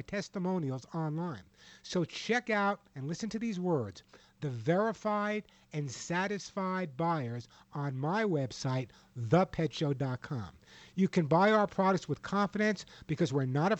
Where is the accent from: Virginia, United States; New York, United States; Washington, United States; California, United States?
New York, United States; New York City; moved away; also born or lived in Los Angeles / Sedona, Arizona; being an ex-New Yorker